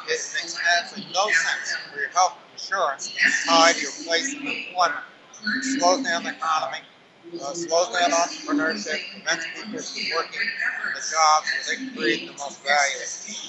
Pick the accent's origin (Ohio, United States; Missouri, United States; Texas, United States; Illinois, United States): Illinois, United States; Central; now in Minnesota, United States; I grew up in Central Illinois.